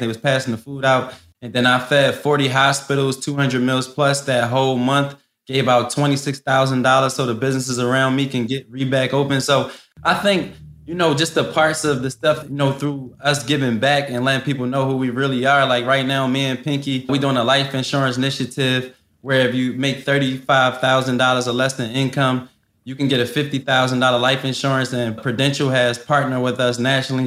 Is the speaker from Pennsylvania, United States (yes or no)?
yes; Philadelphia, Pennsylvania, United States; I come from West Philly. I didn't see so much stuff in my life growing up.